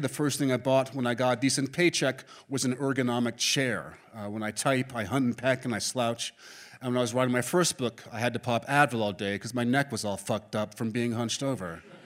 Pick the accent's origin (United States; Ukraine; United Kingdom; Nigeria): United States; New York City, New York; I was born and raised in Manhattan